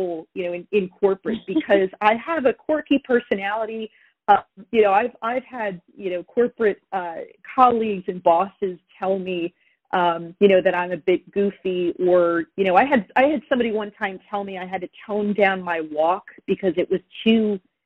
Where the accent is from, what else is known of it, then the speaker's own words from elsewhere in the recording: New Jersey, United States; I'm here in New Jersey, born and raised in New Jersey.